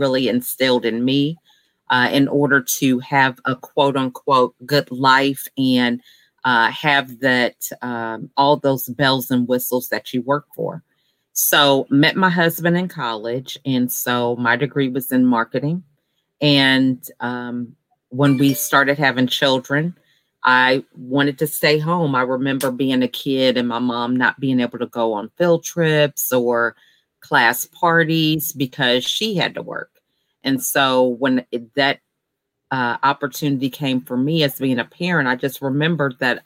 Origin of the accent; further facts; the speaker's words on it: Georgia, United States; I'm actually from Georgia